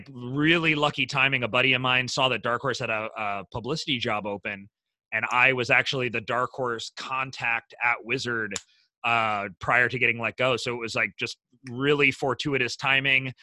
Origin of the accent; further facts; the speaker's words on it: Midwest, United States; I'm from the Midwest